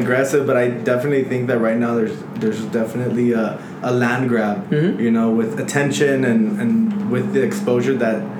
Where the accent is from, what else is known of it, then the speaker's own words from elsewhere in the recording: El Paso, Texas, United States; I'm from the Lower Valley, too.